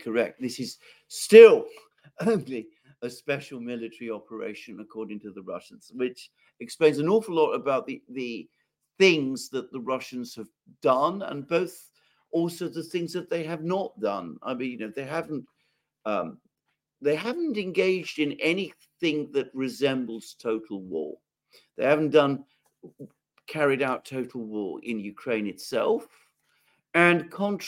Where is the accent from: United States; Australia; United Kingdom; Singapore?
United Kingdom; I'm British and I live in Britain